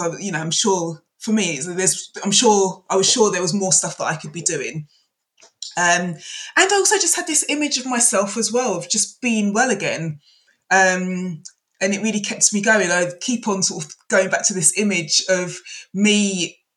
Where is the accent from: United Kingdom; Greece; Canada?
United Kingdom; London; I'm a Londoner